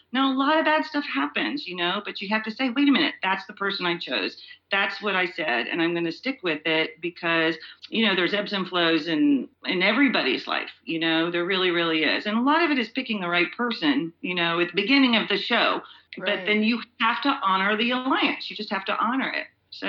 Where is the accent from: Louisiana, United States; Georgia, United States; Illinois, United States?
Georgia, United States; I grew up in Georgia. And it's funny, I feel like we all have a bunch of different lives, you know, and my life in Georgia, it informs my life here a lot.